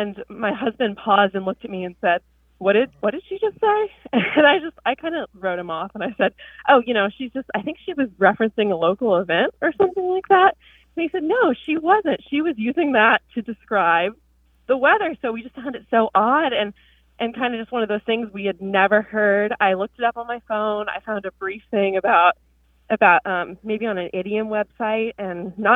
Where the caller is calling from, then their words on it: Pensacola, Florida, United States; I'm calling from Pensacola, Florida